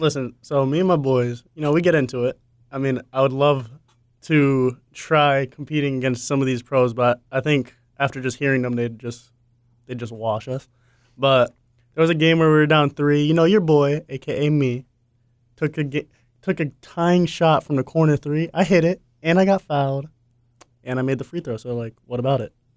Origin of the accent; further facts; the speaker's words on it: Massachusetts, United States; I'm a big Boston sports guy. from Massachusetts